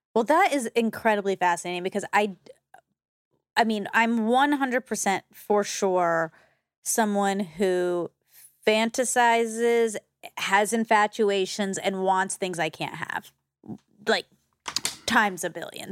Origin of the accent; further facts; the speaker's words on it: Georgia, United States; growing up just being Indian and Georgia